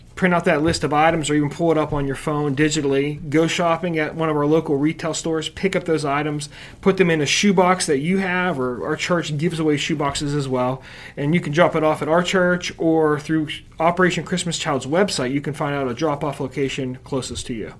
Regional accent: Uniontown, Pennsylvania, United States; now in Butler, United States; not originally from Butler, but I'm from Uniontown, Pennsylvania originally

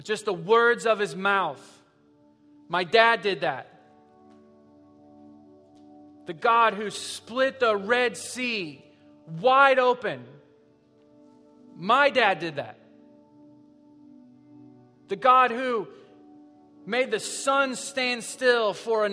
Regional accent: Southwest Missouri, United States; we're from Southwest Missouri

